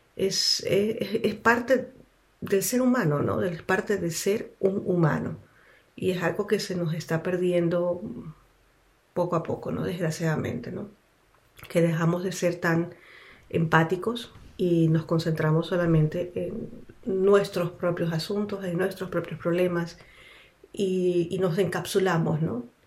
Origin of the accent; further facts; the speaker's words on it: Quito, Pichincha, Ecuador; moved away as an adult; now in Switzerland; nací en Ecuador, en Quito